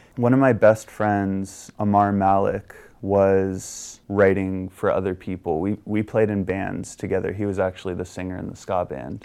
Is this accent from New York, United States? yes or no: no; Virginia, United States; moved away; I'm from Virginia originally